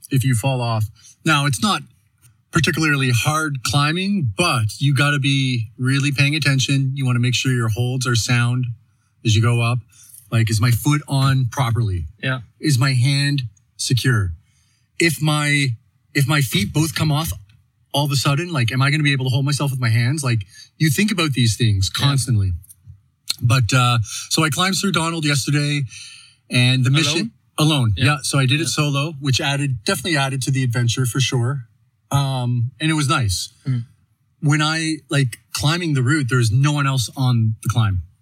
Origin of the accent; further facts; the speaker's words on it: Saint John, New Brunswick, Canada; moved away as an adult; also born or lived in Calgary; now in Canmore, Canada; … from? From originally born and bred in St. John, New Brunswick on the east coast of Canada, but I've been living in Canmore and Calgary for the last eight years, back and forth between the two.